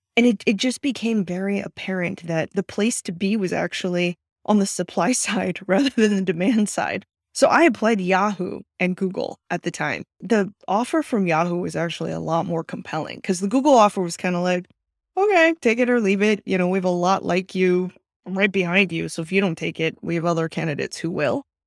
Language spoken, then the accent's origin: English; Austin, Texas, United States; moved away as an adult; now in Silicon Valley, United States; I grew up in Austin, Texas, and was born and raised there all eighteen